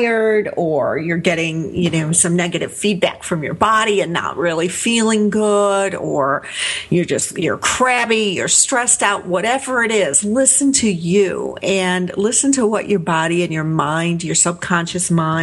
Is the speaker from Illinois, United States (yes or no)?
yes; Chicago, Illinois, United States; down into Chicago to where I grew up in Wicker Park